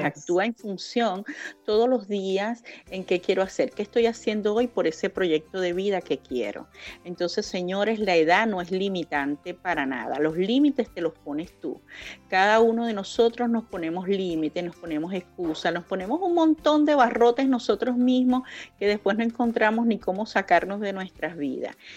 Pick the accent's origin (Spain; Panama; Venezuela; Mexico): Venezuela; moved away as an adult; yo salí de Venezuela